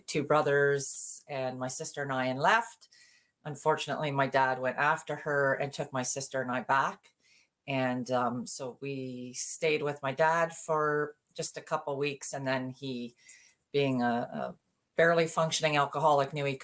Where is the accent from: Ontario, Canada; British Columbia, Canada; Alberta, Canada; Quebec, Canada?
Ontario, Canada; I grew up born and raised in Ontario